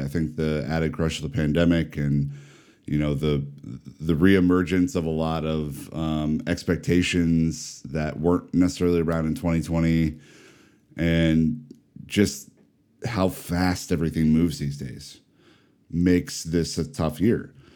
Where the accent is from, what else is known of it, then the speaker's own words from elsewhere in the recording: Omaha, Nebraska, United States; I am from the humble Midwest. I'm from Omaha, Nebraska.